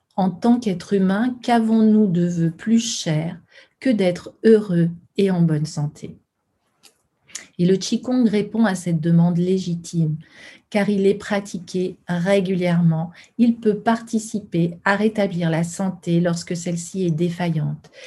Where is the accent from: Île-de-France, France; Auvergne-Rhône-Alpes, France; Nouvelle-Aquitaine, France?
Auvergne-Rhône-Alpes, France; Lyon; sur Lyon, ma ville natale